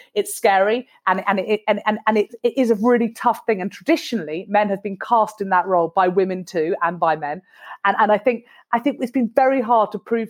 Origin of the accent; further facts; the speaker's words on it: United Kingdom; It's because we're very British and it's quite difficult to kind of say, you know what, I think that's really outrageous and sexist.